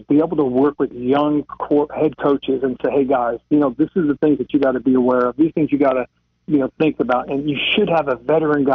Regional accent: Monterey, California, United States; moved away; also born or lived in Charlotte, North Carolina; Monterey, California, my hometown area

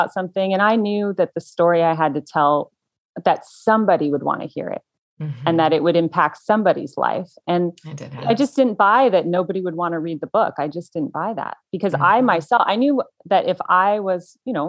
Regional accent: United States; their way of life is so different than ours in America.

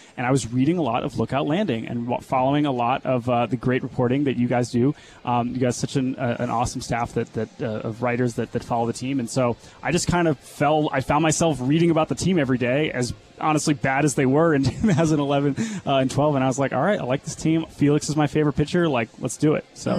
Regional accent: United States; So we grew up outside the Washington D.C. area.

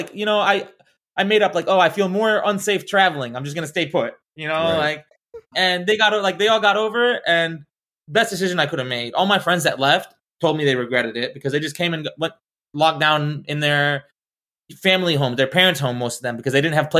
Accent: Arizona, United States; also born or lived in Florida; I grew up in Arizona and Florida.

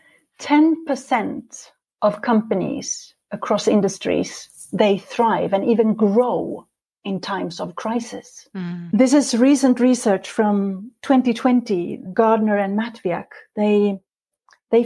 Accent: Sweden; moved away as an adult; now in Norway; I was born in Sweden many years ago, but for the past 22 years, I've lived in this beautiful country in Norway

